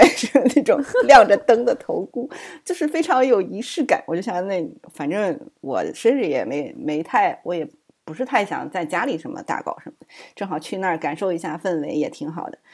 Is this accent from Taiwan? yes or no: no; Suzhou, Jiangsu, China; moved away as an adult; now in United States; 我苏州的家里